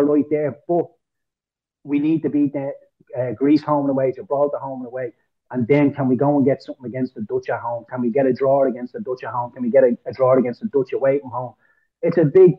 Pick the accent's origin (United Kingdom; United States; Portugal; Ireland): Ireland; I'm Irish